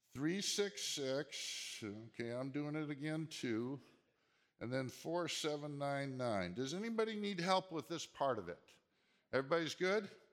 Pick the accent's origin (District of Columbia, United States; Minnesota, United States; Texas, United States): Minnesota, United States; also born or lived in Seattle; now in Southern California, United States; growing up in Minnesota and then living in Seattle